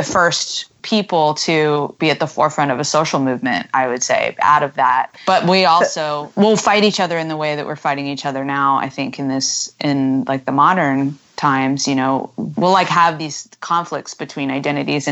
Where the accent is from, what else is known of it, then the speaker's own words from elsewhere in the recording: United States; being American is that we feel that we don't really have an intrinsic national identity